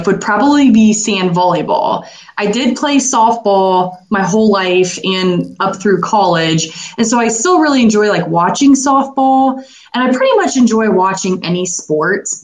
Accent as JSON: {"language": "English", "town": "Ashland", "region": "Ohio", "country": "United States", "tie": "born or raised there", "also_born_or_lived": "New Orleans, Louisiana / Urbana, Ohio / Tulsa, Oklahoma", "said": "I was born in New Orleans, Louisiana, and lived there till I was 3 years old. And then my parents moved back home to Ashland, Ohio. And I have pretty much lived in Ashland my whole life"}